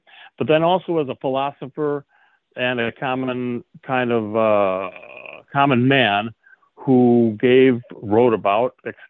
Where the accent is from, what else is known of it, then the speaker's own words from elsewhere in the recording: Chicago, Illinois, United States; moved away as an adult; also born or lived in Madrid, Spain / South America / Central America; So I grew up in Chicago and studied at the University of Madrid.